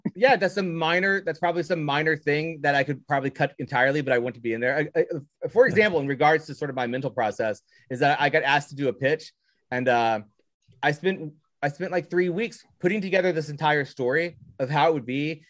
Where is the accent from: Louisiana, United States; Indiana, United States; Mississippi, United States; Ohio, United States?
Indiana, United States; Southern; I'm from Southern Indiana.